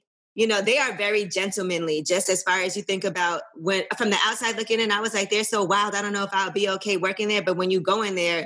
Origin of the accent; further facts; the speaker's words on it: New York City, New York, United States; I'm from Brooklyn, and I think just at a young age, I just was around a lot of different people. So, and Brooklyn music was just so big for us in New York, just growing up.